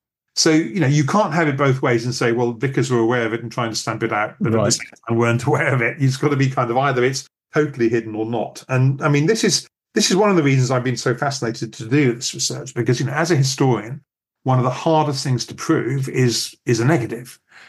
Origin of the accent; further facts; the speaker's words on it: English-speaking part of Wales, United Kingdom; I am Welsh, but I come from the English-speaking part of Wales and I don't speak Welsh.